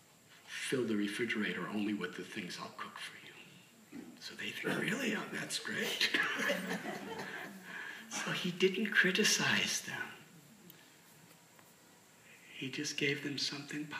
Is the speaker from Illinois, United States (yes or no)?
yes; Illinois, United States; I'm from Illinois.